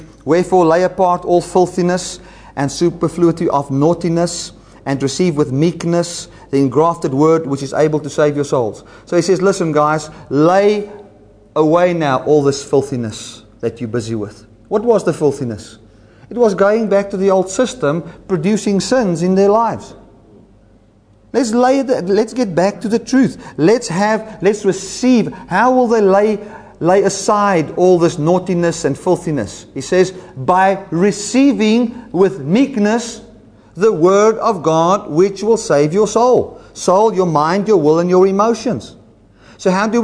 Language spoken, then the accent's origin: English; South Africa; first language Afrikaans; English is a second language; I'm a South Afrikaans-speaking Boersian